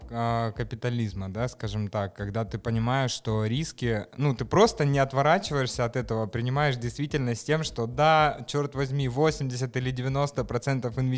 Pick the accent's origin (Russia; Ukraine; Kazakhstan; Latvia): Russia; Moscow; Я родилась в Москве, выросла uh в Москве.